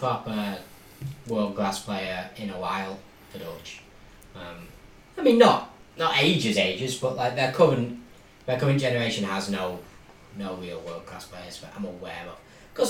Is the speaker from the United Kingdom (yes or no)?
yes; Warrington, North West England, United Kingdom; the pride of my hometown.